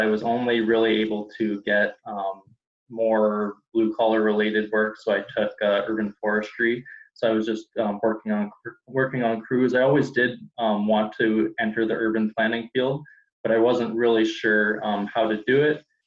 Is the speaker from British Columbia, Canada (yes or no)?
no; Toronto, Ontario, Canada; I'm from Toronto, Canada